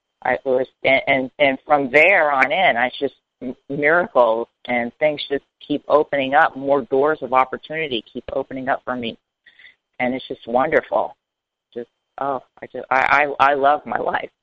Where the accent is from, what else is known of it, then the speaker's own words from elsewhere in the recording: Hollywood, Florida, United States; moved away; also born or lived in Miami, Florida / North Carolina; I was born and raised in South Florida in Miami, and then kind of grew up in Hollywood, Florida.